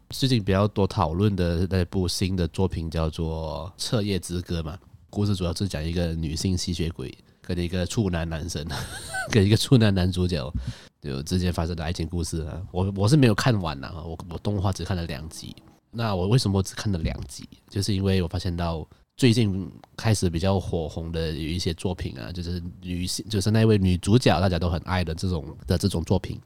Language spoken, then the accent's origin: Chinese; Malaysia; 我是马来西亚人